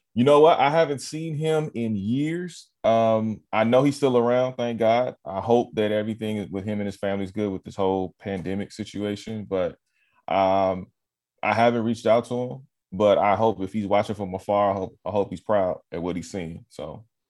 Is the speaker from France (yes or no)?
no; Los Angeles, California, United States; also born or lived in Carson / Inglewood / Long Beach; I'm born and raised in L